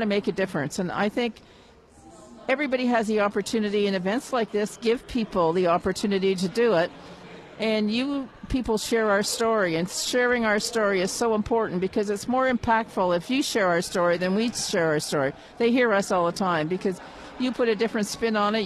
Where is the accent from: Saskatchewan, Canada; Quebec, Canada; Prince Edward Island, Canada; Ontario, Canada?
Quebec, Canada; Montreal; moved away; I am originally from Montreal